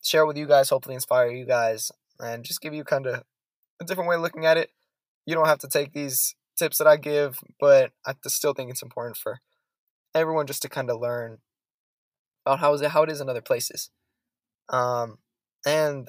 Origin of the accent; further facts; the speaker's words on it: San Francisco Bay Area, California, United States; also born or lived in Zaragoza, Spain / Ithaca, New York; I am born and raised in California, San Francisco Bay Area. I'm a California kid.